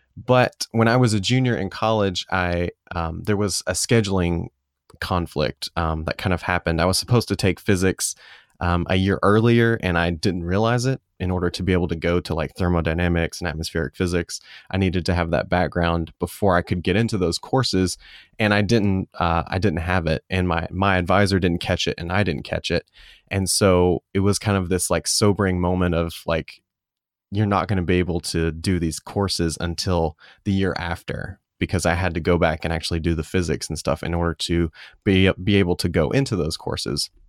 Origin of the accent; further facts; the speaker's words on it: Calhoun, United States; downtown, um, in Calhoun, my hometown